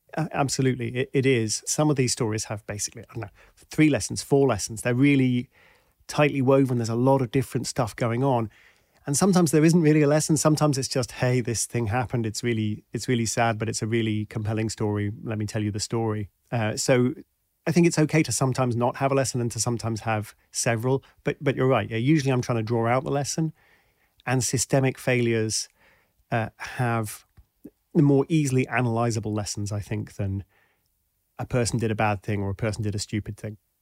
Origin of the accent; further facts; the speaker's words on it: United Kingdom; also born or lived in Washington, D.C., United States; I'm British